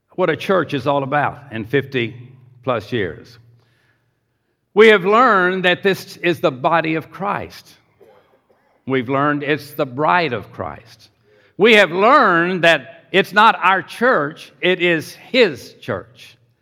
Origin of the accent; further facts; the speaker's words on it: Pasadena, Texas, United States; also born or lived in Houston, Texas; Grew up in Pasadena, Texas, at age seven